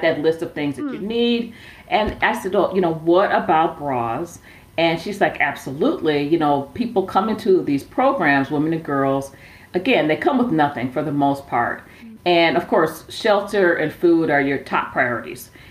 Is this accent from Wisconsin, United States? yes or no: yes; Milwaukee, Wisconsin, United States; also born or lived in Sacramento, California; now in Phoenix, United States; I grew up in Milwaukee, Wisconsin